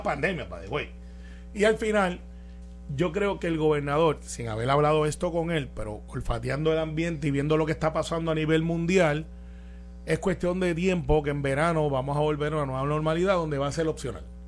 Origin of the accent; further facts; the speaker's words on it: Puerto Rico; yo soy puertorriqueño, ciudadano americano